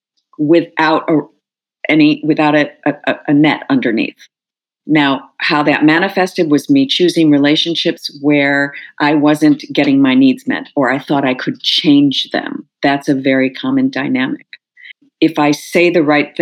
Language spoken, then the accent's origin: English; Skokie, Illinois, United States; moved away; I grew up in Skokie